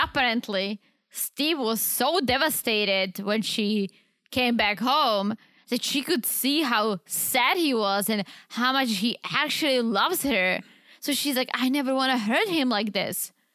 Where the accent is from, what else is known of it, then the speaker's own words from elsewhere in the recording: Czechia; now in United States; I'm the Eastern Czech, because I'm from the Eastern side of the Czech